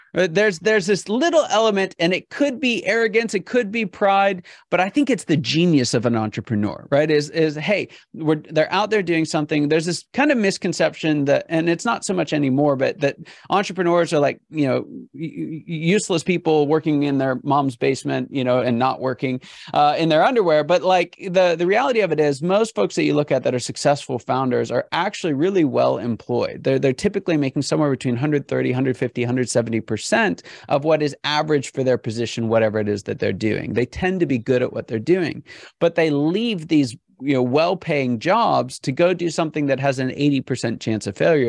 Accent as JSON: {"language": "English", "town": "Pittsburgh", "region": "Pennsylvania", "country": "United States", "said": "I'm from Pittsburgh"}